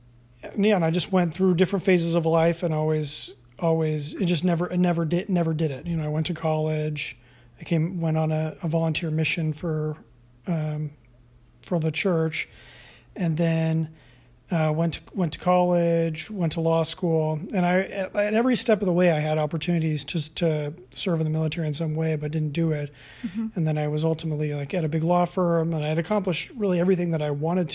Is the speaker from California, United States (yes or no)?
yes; San Diego, California, United States; oh, yeah, I'm from San Diego, but I got a station in Norfolk.